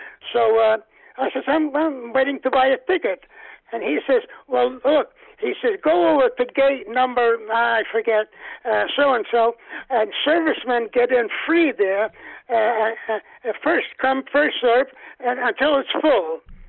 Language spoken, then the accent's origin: English; New Jersey, United States; Yes. They used to have these cards that they used to give up with bubble gum.